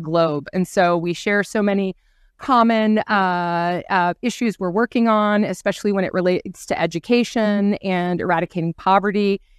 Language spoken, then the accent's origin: English; the Midwest, Ohio, United States; I come from the Midwest in Ohio